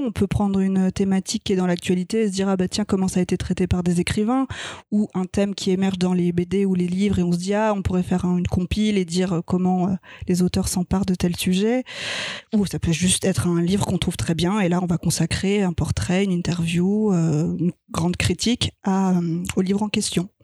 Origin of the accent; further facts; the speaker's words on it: Strasbourg, Grand Est, France; moved away; also born or lived in Paris; je suis née à Strasbourg, j'ai déménagé à Paris et je suis retournée à Strasbourg pour faire mes études de journalisme